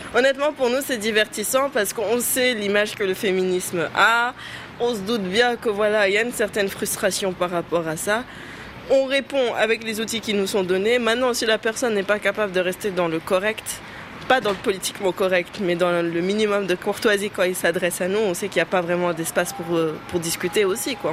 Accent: Senegal; nous sommes des Sénégalaises musulmanes

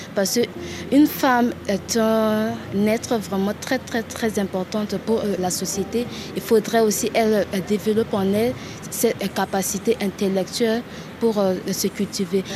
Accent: Bangui, Central African Republic; centrafricaine, moi, je suis née à Bangui, j'ai grandi à Bangui, dans la ville de Bangui

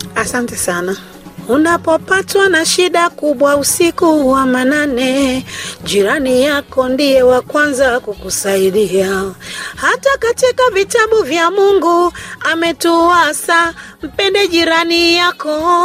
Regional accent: Dar es Salaam, Tanzania; also born or lived in Arusha; mimi nimezaliwa katika mkoa wa Dar es Salaam, katika hospitali ya taifa ya kijeshi Lugalo

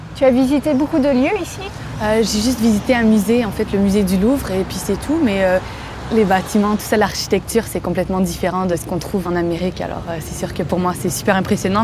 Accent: Quebec, Canada; j'ai 26 ans, je viens du Québec

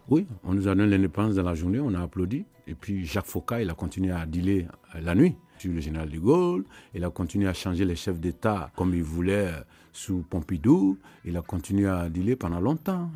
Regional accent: Côte d’Ivoire; dans ma ville natale en Côte d'Ivoire

